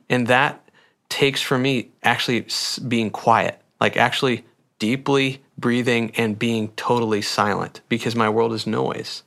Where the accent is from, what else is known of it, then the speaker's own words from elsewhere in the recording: Sheldon, Iowa, United States; my hometown of kinda Sheldon Slater area